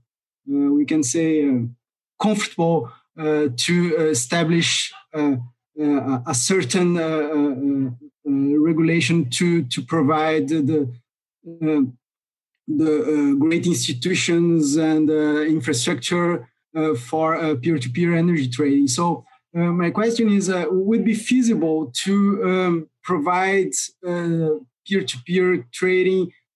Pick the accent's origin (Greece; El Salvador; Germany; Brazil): Brazil; I'm from Brazil